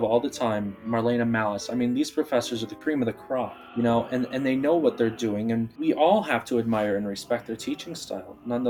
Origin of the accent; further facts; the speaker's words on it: Arizona, United States; also born or lived in Bulgaria; I do consider myself an Arizonan. However, I wasn't born in Arizona. I was born in Bulgaria. So I would like to consider my roots are from Bulgaria. So I was adopted by a family originally from Michigan. They had brought me out here to Arizona.